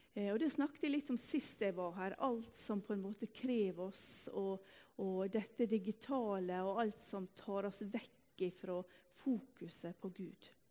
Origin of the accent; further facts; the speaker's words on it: Ulsteinvik, Møre og Romsdal, Norway; also born or lived in Salte, Bryne; now in Bryne, Norway; Denne teksten har vi hørt fra vi var fødde På bedehuset hjemme i Ulsteinvik